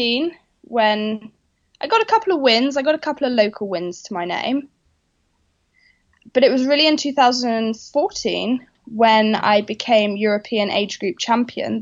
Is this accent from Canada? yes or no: no; Norfolk, East of England, United Kingdom; also born or lived in London; We're from Norfolk in the UK